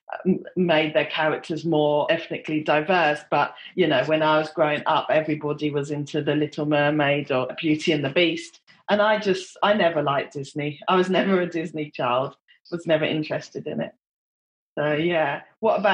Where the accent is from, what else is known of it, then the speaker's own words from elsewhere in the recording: United Kingdom; I'm Black British